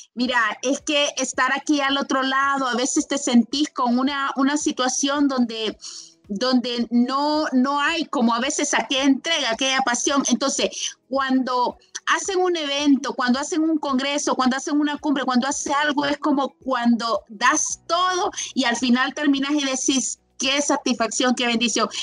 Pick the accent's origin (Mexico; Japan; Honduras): Honduras; castillistas de Honduras